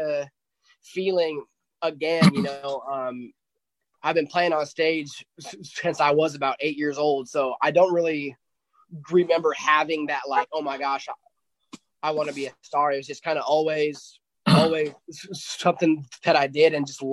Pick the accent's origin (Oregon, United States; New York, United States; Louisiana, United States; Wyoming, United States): Wyoming, United States; moved away as an adult; now in Nashville, United States; So I grew up in Wyoming